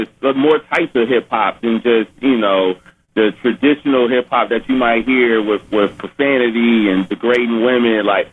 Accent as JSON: {"language": "English", "region": "Ohio", "country": "United States", "said": "I'm from Ohio"}